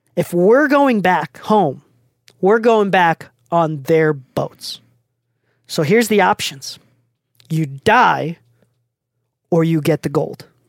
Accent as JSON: {"language": "English", "country": "Japan", "second_language": "English", "moved": "yes", "said": "I'm, I'm from Japan. I'm not even from the States. I don't know how I started speaking English. English wasn't even my first language"}